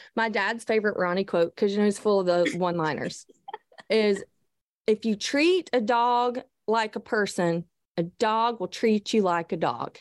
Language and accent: English; the South, United States; I'm from the South